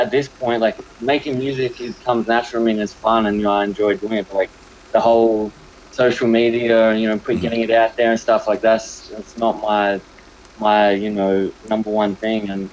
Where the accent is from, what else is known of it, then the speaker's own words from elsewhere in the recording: Melbourne, Victoria, Australia; now in New York, United States; I'm from Australia